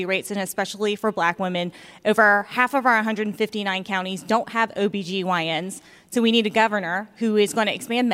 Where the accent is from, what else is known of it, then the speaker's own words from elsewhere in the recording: Augusta, Georgia, United States; when I was young, growing up in Augusta, Georgia